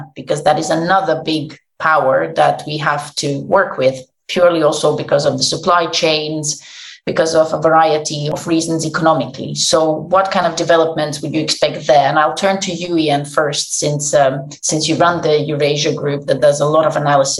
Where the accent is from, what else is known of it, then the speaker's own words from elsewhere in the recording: Latvia; Me being a Latvian